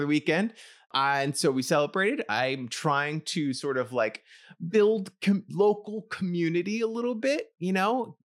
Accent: New York City, New York, United States; moved away as an adult; now in New Jersey, United States; I live near New York City. I grew up in New York City.

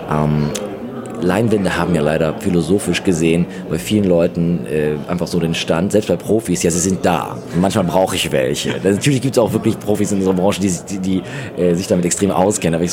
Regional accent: Austria; was ja für uns früher eher so, gerade als Österreicher, äh, ein bisschen problematischer war

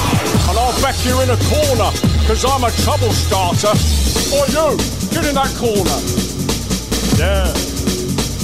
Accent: London, United Kingdom; I'm from London. Born and bred

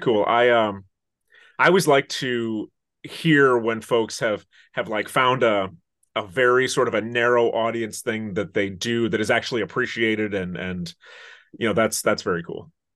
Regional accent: Interlochen, Michigan, United States; I'm originally from northern Michigan

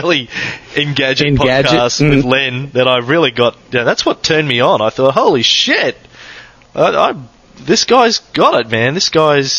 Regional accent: Australia; Being an Aussie who missed out on MTV

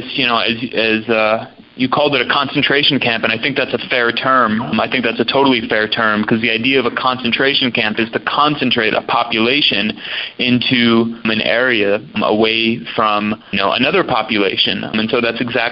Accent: United States; Max and I are both American

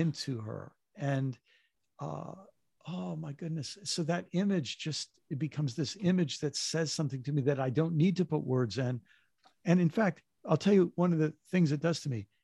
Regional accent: United States; being American

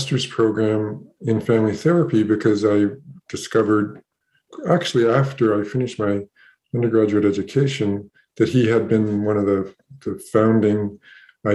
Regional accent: Canada; also born or lived in British Columbia; I am from Canada

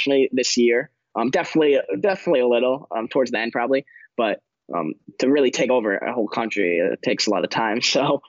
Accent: Connecticut, United States; moved away as an adult; also born or lived in Miami; now in San Diego, United States; we're all from Connecticut originally.

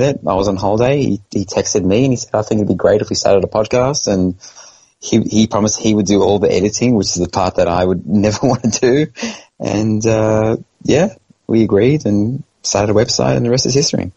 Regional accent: Australia; moved away; I'm from Australia

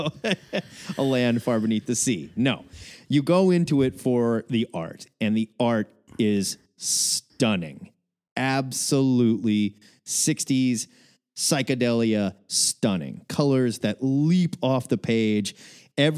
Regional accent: Omaha, Nebraska, United States; also born or lived in Waco, Texas; When I was a very young lad, I moved back from Waco, Texas to Omaha, Nebraska, and I moved into my grandfather's home

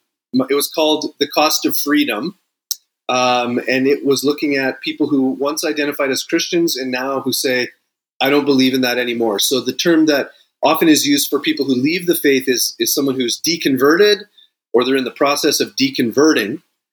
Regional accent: Sault Ste. Marie, Ontario, Canada; now in United States; Yeah, I am. I am a Canadian, a lifelong Toronto Maple Leafs fan.

